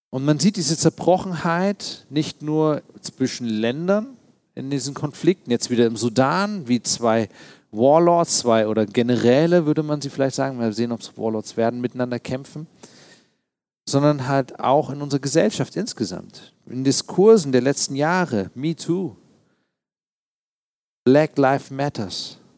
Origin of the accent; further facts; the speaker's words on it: East Germany, Germany; Als Ostdeutscher musste man damals Witze reißen, auch über die Mauer und solche Dinge.